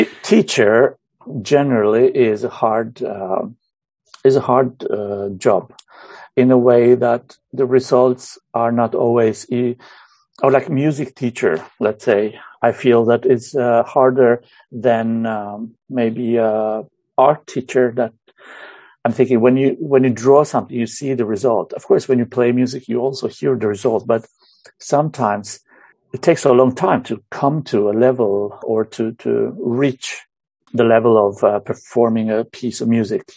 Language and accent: English; Romania; moved away as an adult; now in Hammerfest, Norway; Originally, I'm from Romania. I moved to Norway when I was about 21, 22 yeah, since then I've I've lived here.